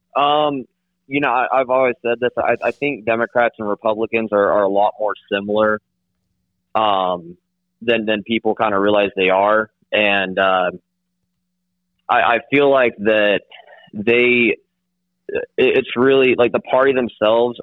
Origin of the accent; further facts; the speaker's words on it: southeast Kansas, United States; now in Oklahoma, United States; I'm from uh, from southeast Kansas